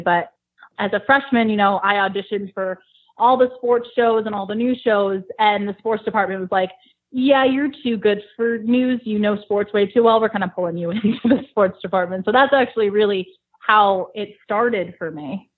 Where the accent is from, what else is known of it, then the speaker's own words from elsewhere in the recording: South Windsor, Connecticut, United States; moved away as an adult; also born or lived in Ithaca, New York / Elmira, New York; now in Buffalo, United States; I'm from a town called South Windsor, Connecticut